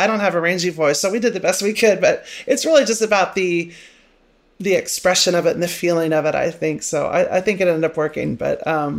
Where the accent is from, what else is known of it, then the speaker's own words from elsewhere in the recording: Manhattan, Kansas, United States; when I was growing up in Manhattan, you know, there was like one gay guy in town.